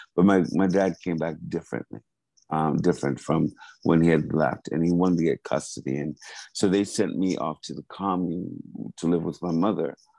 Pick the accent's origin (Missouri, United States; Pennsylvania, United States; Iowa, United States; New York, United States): New York, United States; Hempstead; moved away as an adult; also born or lived in Wyandanch, New York / Maryland / Los Angeles; I, grew up in Hempstead from 80 to, to the time I left when I went to school.